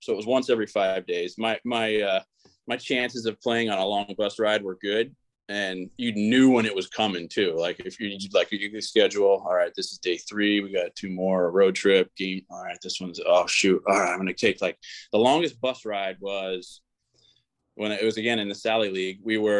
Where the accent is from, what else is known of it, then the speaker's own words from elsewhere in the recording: Pittsburgh, Pennsylvania, United States; also born or lived in Greenville / Chicago; and then we moved to Pittsburgh.